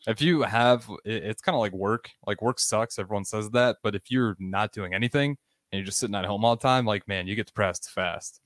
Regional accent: Nebraska, United States; I'm from Nebraska

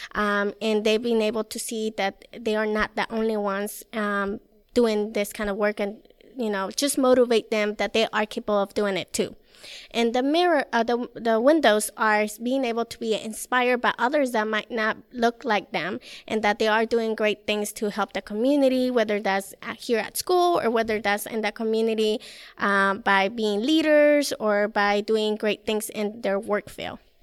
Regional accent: Mexico; moved away; I'm from Mexico

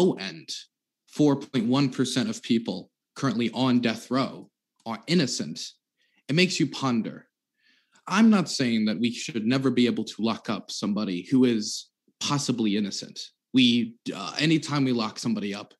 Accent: Maryland, United States; Maryland, which is my home state

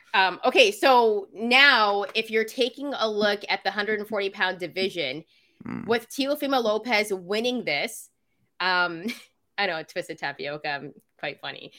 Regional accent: Vancouver, British Columbia, Canada; I'm from Vancouver, Canada.

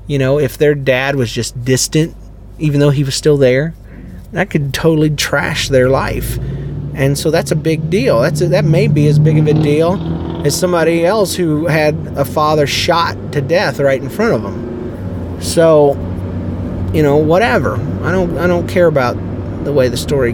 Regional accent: Fernandina Beach area, Florida, United States; also born or lived in Jacksonville, Florida; We moved from Jacksonville to a plot of land in Florida on 3.5 acres

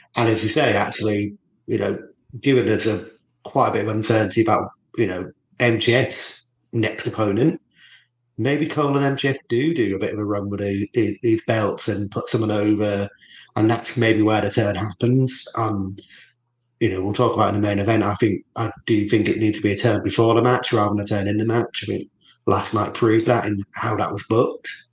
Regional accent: Norwich, East of England, United Kingdom; moved away; so I lived in Norwich, where Terrell was born and brought up. for the bulk of my sort of childhood

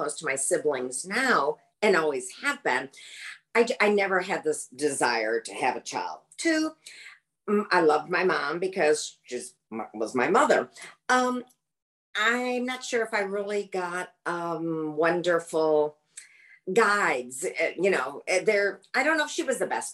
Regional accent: Michigan, United States; also born or lived in New York City, United States; now in Sarasota, United States; I'm originally from Michigan

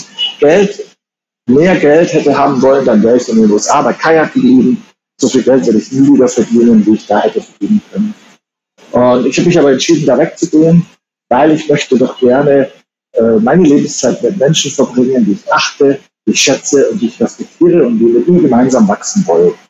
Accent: Germany; kennt man halt so als Deutscher und habe dann von Thailand aus ein Jahr lang ganz Asien gescoutet.

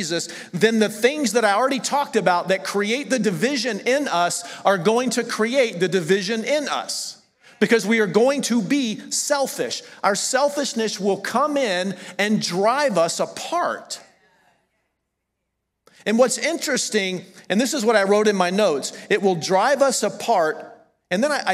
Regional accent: the South, United States; accent: southern; moved away as an adult; I'm from the South.

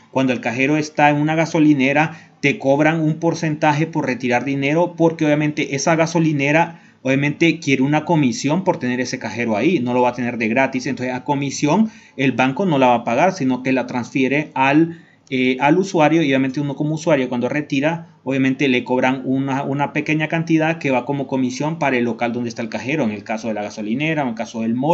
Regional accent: Honduras; a mí me ha pasado en mi país cuando quiero cambiar dólares a veces, llego con mi moneda local, en el caso de Honduras que es el empira

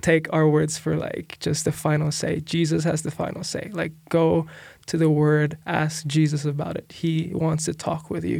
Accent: Philippines; moved away as an adult; now in United States; I'm from the Philippines

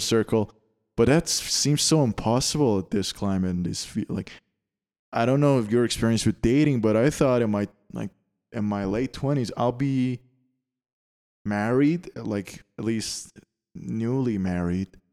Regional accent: Canada; moved away; I come from Canada and it's, uh, it's the land of taxes

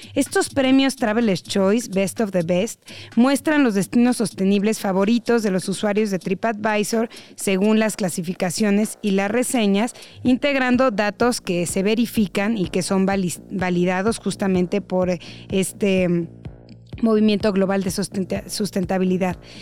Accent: Mexico; como mexicanos

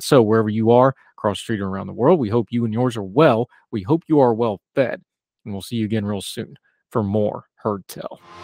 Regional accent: West Virginia, United States; back to my home area, the town right next to my hometown

